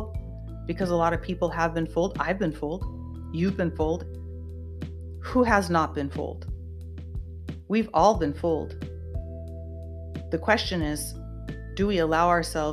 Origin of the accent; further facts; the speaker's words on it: United States; I am an American and I bleed red, white, and blue, and I was born and raised in this country